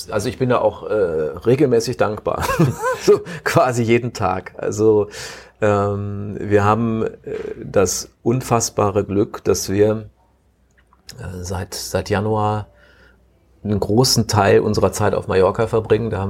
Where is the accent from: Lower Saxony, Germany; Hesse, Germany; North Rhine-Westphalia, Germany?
North Rhine-Westphalia, Germany; Cologne; gebürtiger Kölner, sagte ich eben, ne?